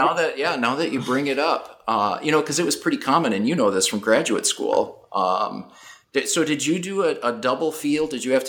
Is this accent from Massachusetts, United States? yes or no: no; Duluth, Minnesota, United States; accent: northern; So I am originally from Duluth, Minnesota, so if listeners detect a northern accent, that's the root of that.